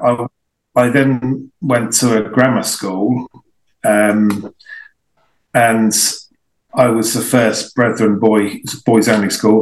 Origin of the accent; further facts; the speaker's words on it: High Wycombe, South East England, United Kingdom; also born or lived in Marlow; where I grew up in the High Wycombe area